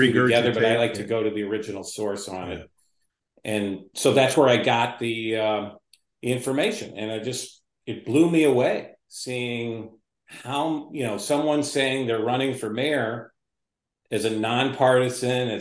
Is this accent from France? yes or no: no; Skokie, Illinois, United States; I grew up in the Niles Township area, Skokie, Morton Grove.